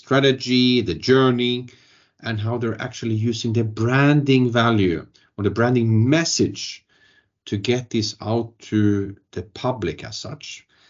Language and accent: English; Trollhättan, Västra Götaland, Sweden; And I grew up myself in Trollhättan, where the origins of Vattenfall actually are from.